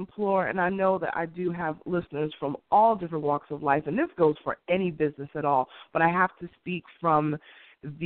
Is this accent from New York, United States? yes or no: yes; New York City, New York, United States; where I grew up in Queens